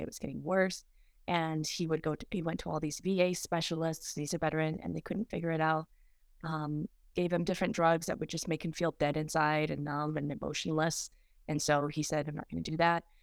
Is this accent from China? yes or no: no; Peru; moved away; I went back to, um, my home country of Peru, and it was my first time in twenty-seven years